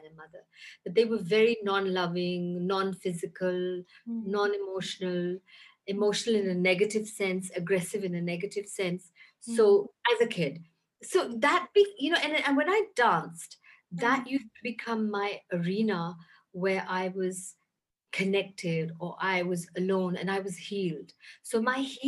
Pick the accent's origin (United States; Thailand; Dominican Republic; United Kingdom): United Kingdom; London; moved away as an adult; also born or lived in Lahore, Pakistan / India; now in Pakistan; I grew up in London, and I was born in Lahore in Pakistan.